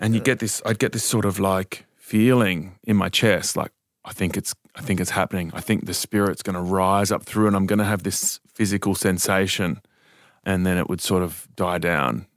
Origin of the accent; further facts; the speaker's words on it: Dubbo, New South Wales, Australia; I was born in Dubbo and I was born into this church called the Revival Centres